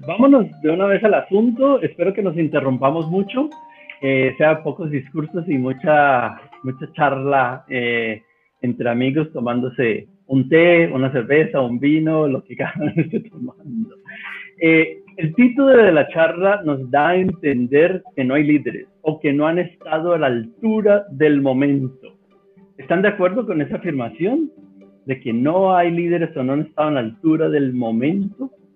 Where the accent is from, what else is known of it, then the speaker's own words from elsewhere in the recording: Bogotá, Colombia; moved away as an adult; now in Cali, Colombia; aunque soy bogotano